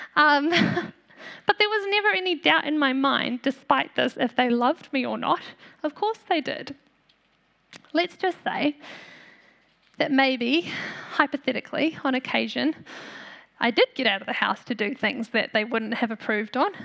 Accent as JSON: {"language": "English", "country": "New Zealand", "also_born_or_lived": "South Africa", "said": "My family is from South Africa, but Aotearoa is my home. I'm a Kiwi."}